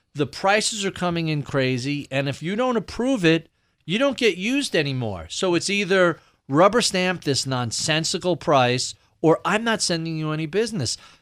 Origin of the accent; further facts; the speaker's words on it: New York City, New York, United States; as a New Yorker